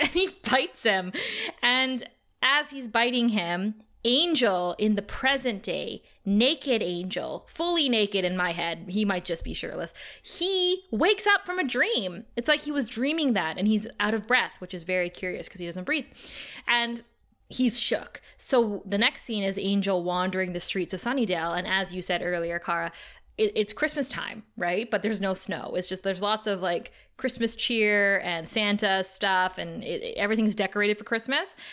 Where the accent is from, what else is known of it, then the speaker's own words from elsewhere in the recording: Canada; we're Canadian